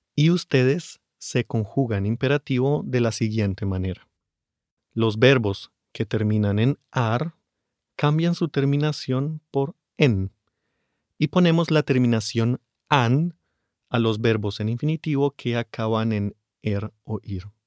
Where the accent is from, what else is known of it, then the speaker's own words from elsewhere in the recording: Bogotá, Colombia; mis padres ahora viven en Bogotá, yo nací en la capital y ahí la gente usa tú más que usted